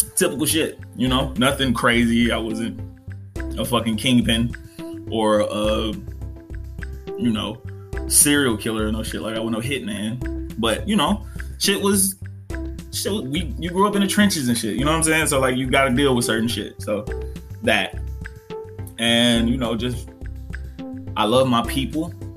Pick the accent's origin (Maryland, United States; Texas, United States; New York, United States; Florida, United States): Texas, United States; Dallas; also born or lived in New Orleans, Louisiana; I was raised in Dallas, Texas.